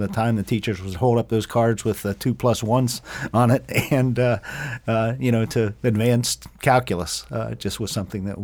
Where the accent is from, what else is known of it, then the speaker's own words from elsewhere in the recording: Eastern Ohio, United States; I grew up in o- um, Eastern Ohio, uh, right across the river from Pittsburgh, a steel town. Um, and uh, mom and dad uh, grew up there as, as, well.